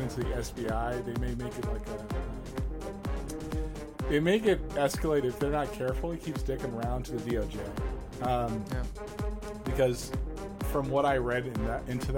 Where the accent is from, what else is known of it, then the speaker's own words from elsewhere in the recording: New York City, New York, United States; moved away; also born or lived in the South; I'm from Harlem.